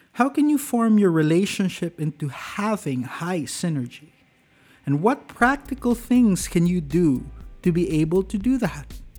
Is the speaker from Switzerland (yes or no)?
no; Cagayan de Oro, Northern Mindanao, Philippines; when I returned to my hometown of Cagayan de Oro